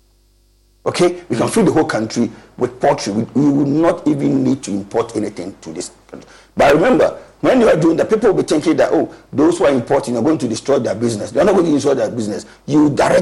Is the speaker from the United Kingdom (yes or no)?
no; Ghana; we are Ghanaian.